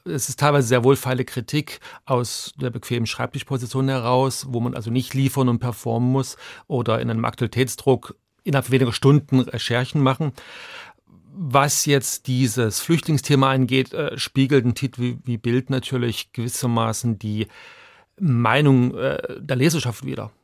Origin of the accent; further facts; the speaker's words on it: Chemnitz, Saxony, Germany; also born or lived in Hungary; now in Zurich, Switzerland; ich bin in der DDR aufgewachsen